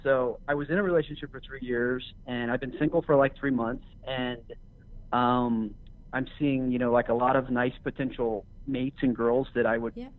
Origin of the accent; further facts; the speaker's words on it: Los Angeles, California, United States; I am from Los Angeles, California.